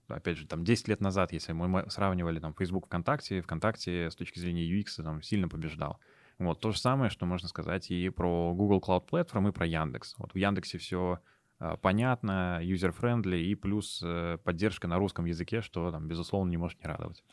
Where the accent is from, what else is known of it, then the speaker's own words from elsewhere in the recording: Moscow, Russia; moved away as an adult; now in Kazan, Russia; я родился и вырос в Москве, до 18 лет я жил там и закончил гимназию 1534